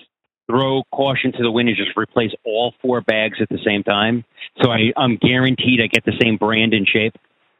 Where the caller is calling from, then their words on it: New Jersey, United States; New Jersey. Pretty damn close.